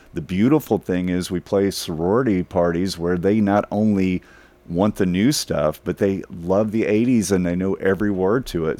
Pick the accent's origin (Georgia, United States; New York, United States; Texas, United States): Texas, United States; Dallas; I grew up in North Dallas, a suburb of Dallas